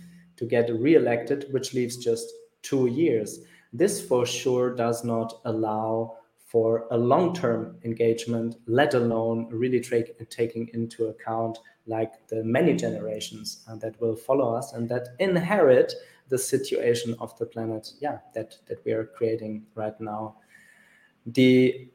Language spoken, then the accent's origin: English; Germany; the one in my home country, which is Germany